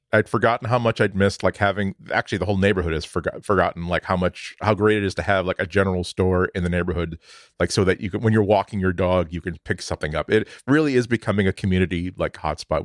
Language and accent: English; suburban Boston, Massachusetts, United States; in suburban Boston, when I was growing up